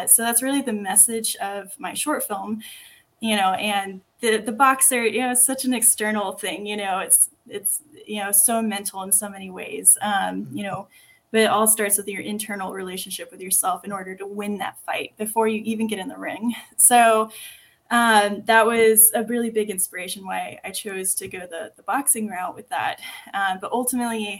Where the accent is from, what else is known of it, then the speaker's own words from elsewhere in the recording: Texas, United States; accent: Texan; I sound super Texan